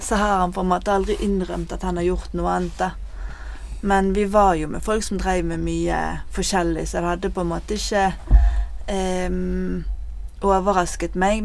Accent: Bergen, Vestland, Norway; also born or lived in Bønes; Jeg er 38 år, og jeg kommer fra Fyllingsdalen.

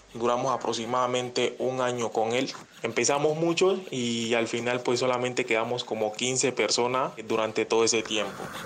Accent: Guapi, Cauca, Colombia; soy del municipio de Huapi, Cauca

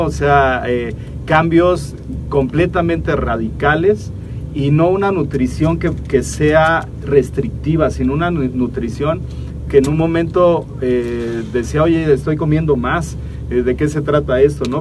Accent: Oaxaca, Mexico; nosotros que somos de Oaxaca

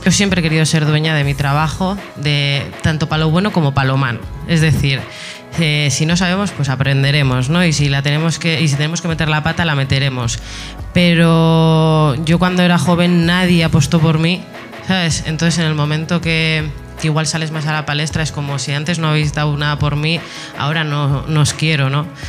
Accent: Etxebarri, Basque Country, Spain; yo cuando era pequeña, yo soy de Echevarri eh, y en las fiestas de mi barrio

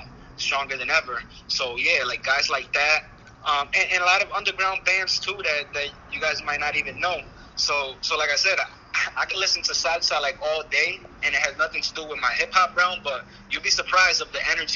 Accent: Holyoke, Massachusetts, United States; I was born and raised in Massachusetts

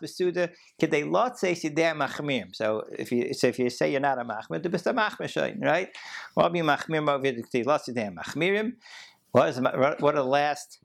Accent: Baltimore, Maryland, United States; growing up in Baltimore and going to JCC 5 out of 7 days a week to play basketball

